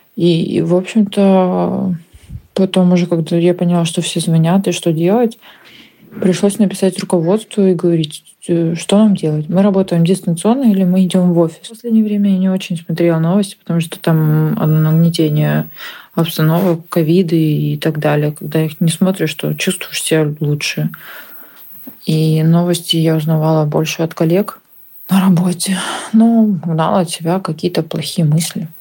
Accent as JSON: {"language": "Russian", "town": "Odesa", "region": "Odesa Oblast", "country": "Ukraine", "tie": "born or raised there", "also_born_or_lived": "Russia", "said": "Родилась в Украине, в Винницкой области. Выросла в России. Мои родители переехали туда, когда нас еще не было с братом. И я жила там до второго-третьего класса. Потом мы переехали в Одессу. Сейчас я живу в Одессе, Украина"}